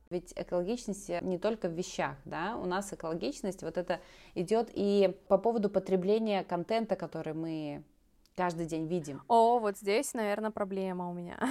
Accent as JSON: {"language": "Russian", "country": "Belarus", "also_born_or_lived": "Grodno", "said": "я старшая, я живу в Беларуси, пока что в Гродно"}